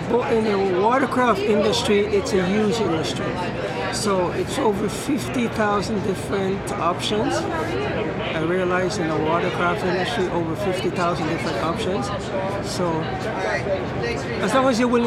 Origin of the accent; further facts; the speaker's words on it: Jamaica; moved away; from growing up in Jamaica